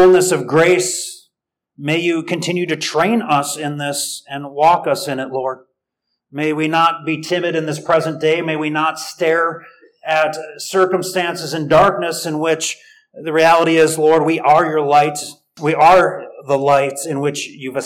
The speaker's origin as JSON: {"language": "English", "country": "United States", "said": "I'm American"}